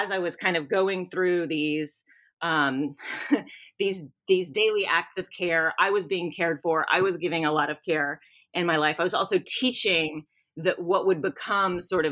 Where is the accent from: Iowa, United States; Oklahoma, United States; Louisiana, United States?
Louisiana, United States; South; moved away as an adult; now in Knoxville, United States; I'm from South Louisiana